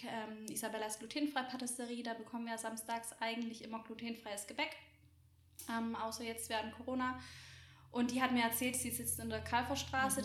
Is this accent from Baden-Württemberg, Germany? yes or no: yes; Roßwälden, Baden-Württemberg, Germany; ich komme aus Roswelden, so die mhm. Ortsansässigen kennen dieses kleine Kaff.